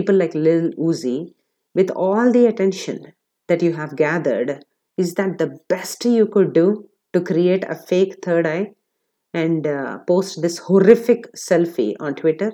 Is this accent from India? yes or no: yes; India; I'm an Indian